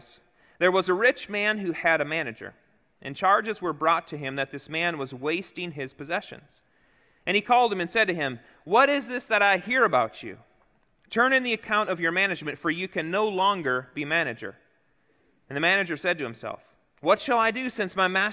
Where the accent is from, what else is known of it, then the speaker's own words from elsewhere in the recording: Chicago, Illinois, United States; moved away; also born or lived in the Dakotas; growing up in Chicago and then in the Dakotas